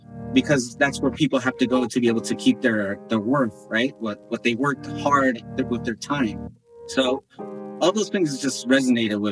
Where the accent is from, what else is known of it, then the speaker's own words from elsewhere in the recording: United States; also born or lived in Bolivia; I moved when I was 4 years old. So I grew up in the States